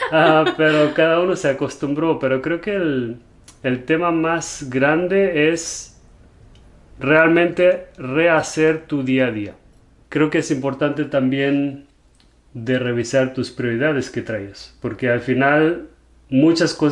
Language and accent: Spanish; Germany; Spanish is a second language; also born or lived in Spain / London, United Kingdom; now in United States; cuando me preguntan de dónde soy, a veces no sé bien cómo contestar porque crecí en Alemania, pero soy portugués me fui a vivir un tiempo a España, luego a Londres y ahora estamos aquí en Estados Unidos